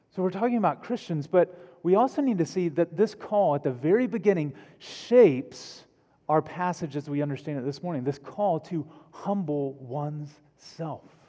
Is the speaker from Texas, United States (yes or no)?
yes; Texas, United States; accent: Texan; my native language of Texan